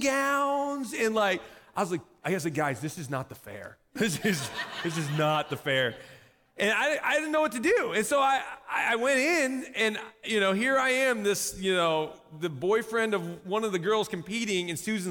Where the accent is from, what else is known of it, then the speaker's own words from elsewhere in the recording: Southern Michigan, United States; I grew up in Southern Michigan.